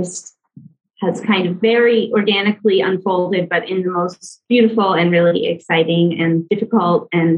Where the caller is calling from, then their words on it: Antigua, Sacatepéquez, Guatemala; I'm tuning in from Antigua, Guatemala.